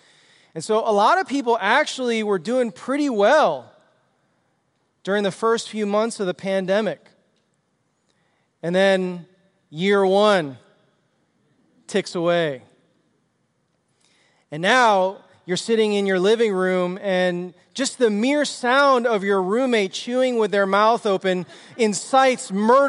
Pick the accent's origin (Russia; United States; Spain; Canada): United States; Chicago, Illinois; I was like from Chicago. I grew up on the streets and was just roving around the streets, getting into trouble.